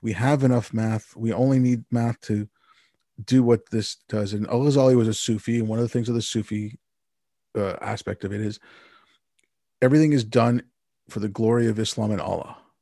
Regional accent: Montreal, Quebec, Canada; I grew up in Montreal

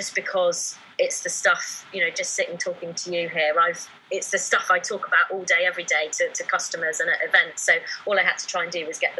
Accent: Newbury, South East England, United Kingdom; Newbury, which is my hometown, yeah, this weekend, because I'm a proper local girl.

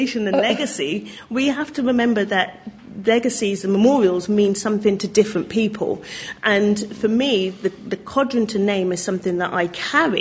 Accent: Oxford, South East England, United Kingdom; I'm from Oxford

